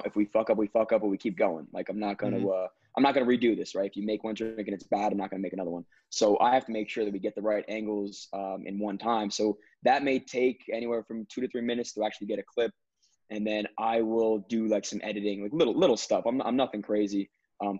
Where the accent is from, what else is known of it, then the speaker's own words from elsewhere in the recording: New Jersey, United States; I'm from North Jersey. Yeah, so when you guys mentioned you go to FDU, I literally live 25 minutes away, Passaic County.